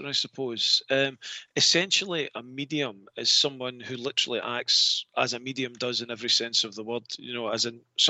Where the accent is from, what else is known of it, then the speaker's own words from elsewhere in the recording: Scotland, United Kingdom; I'm Scottish.